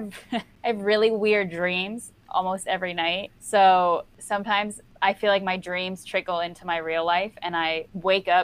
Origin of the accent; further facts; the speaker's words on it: right outside DC, Maryland, United States; I'm from Maryland, like right outside DC